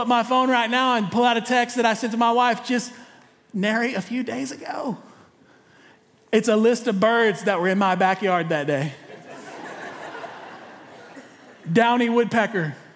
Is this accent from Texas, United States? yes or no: yes; East Texas, United States; also born or lived in Corpus Christi; I'm from East Texas